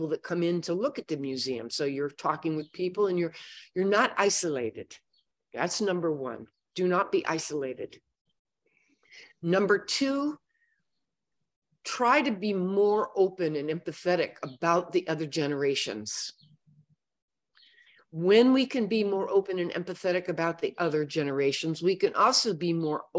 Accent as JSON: {"language": "English", "town": "Oakland", "region": "California", "country": "United States", "tie": "born or raised there", "moved": "yes", "said": "I was born in Oakland, California."}